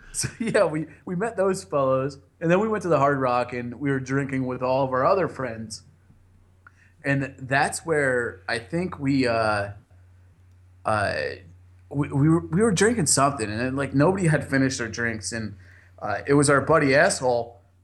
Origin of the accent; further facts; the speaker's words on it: New Jersey, United States; I'm from Jersey